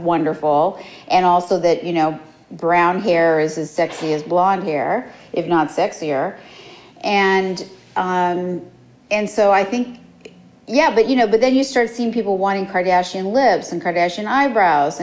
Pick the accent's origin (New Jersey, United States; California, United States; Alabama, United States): California, United States; Los Angeles; I grew up in Los Angeles